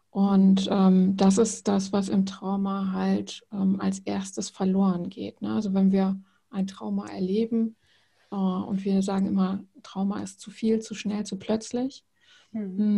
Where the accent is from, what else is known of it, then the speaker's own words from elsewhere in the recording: Rhineland, Germany; also born or lived in Netherlands; now in Bremen, Germany; Ich komme ursprünglich aus dem Rheinland, also ganz ursprünglich aus Holland. Ähm, ich bin eine kleine Nomadin